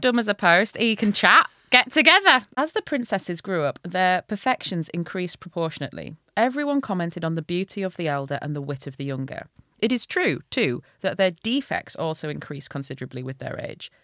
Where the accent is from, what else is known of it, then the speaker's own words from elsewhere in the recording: Hull, Yorkshire and the Humber, United Kingdom; I'm from Hull